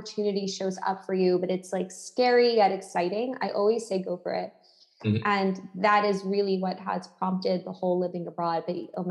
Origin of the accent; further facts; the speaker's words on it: United States; moved away as an adult; now in Lisbon, Portugal; As an American citizen